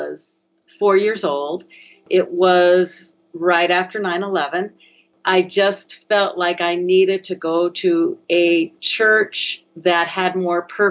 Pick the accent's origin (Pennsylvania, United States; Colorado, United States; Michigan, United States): Colorado, United States; I have been living in Colorado since I was about 4, so pretty much a native. I got interested in the environment thinking decades back when I was growing up in Colorado